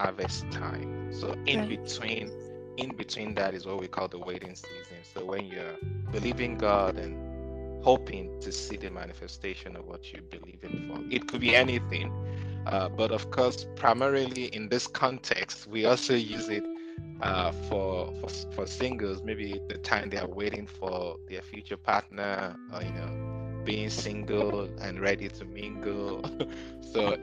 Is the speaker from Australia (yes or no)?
no; Nigeria; moved away as an adult; also born or lived in South Africa; now in United States; based in the United States. I'm from Nigeria. I lived in South Africa, and life and ministry brought me recently to the U.S. about 6 years ago.